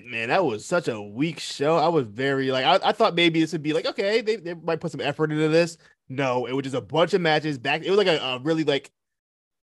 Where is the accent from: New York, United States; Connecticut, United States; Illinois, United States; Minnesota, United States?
Connecticut, United States; Uncasville; I'm from Uncasville, Connecticut